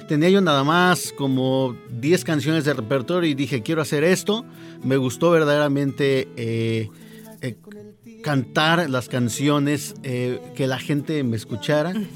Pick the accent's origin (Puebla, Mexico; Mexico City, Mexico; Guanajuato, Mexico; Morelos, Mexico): Puebla, Mexico; Chignautla; moved away as an adult; also born or lived in Teziutlán, Puebla / Tulancingo, Hidalgo; now in Hidalgo, Mexico; yo soy de Chignautla, pero me siento también tesioteco porque pues prácticamente ahí empecé con esto de la música